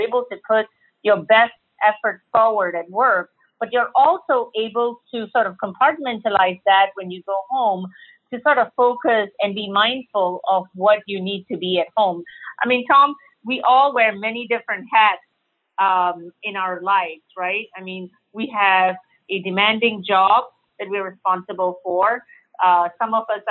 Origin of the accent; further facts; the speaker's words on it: Singapore; now in Austin, United States; I'm a native of Singapore. And so I'm now a Texan and I call Austin, Texas home.